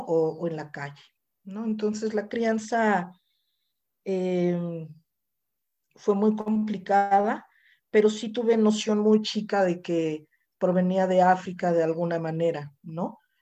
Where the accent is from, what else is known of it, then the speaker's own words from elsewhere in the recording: Mexico; yo soy mexicana, tengo 54 años